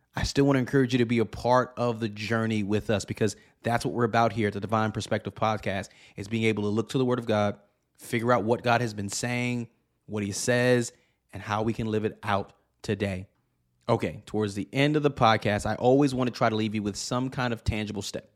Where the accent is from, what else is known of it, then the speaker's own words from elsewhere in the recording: New York City, New York, United States; moved away as an adult; now in Pacific Northwest, United States; I grew up in New York City, uh, and I have moved to the Pacific Northwest